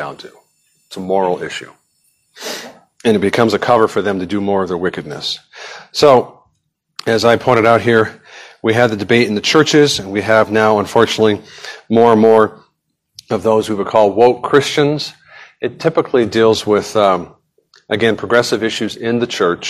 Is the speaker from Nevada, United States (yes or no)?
yes; Nevada, United States; I grew up in Nevada